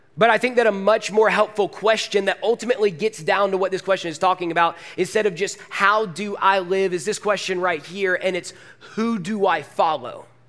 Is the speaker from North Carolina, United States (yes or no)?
no; Forsyth County, Georgia, United States; moved away as an adult; also born or lived in Woodstock; I am Forsyth County born and raised. I went to North Forsyth High School